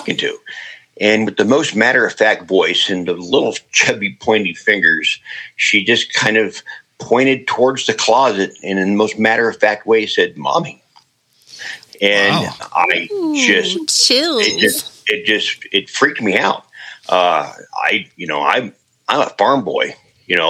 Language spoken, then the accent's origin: English; Ankeny, Iowa, United States; I returned back to my hometown of Ankeny